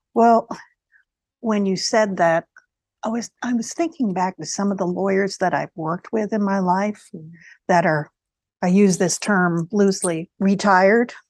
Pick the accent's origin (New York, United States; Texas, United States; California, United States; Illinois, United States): New York, United States; New York area, United States; I'm from the New York area. My family was in New York.